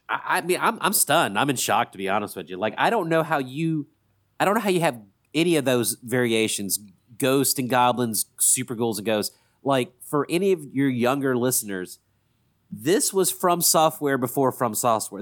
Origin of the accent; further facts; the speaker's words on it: Columbus, Mississippi, United States; also born or lived in Forest, Mississippi; we grew up in Columbus, Mississippi, which is a lot bigger than Forest, Mississippi, where we all went to high school together